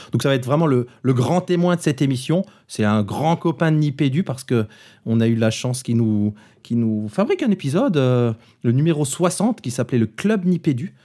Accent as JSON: {"language": "French", "area": "Moselle", "region": "Grand Est", "country": "France", "said": "comme on dit chez moi, du, côté de chez moi en Moselle"}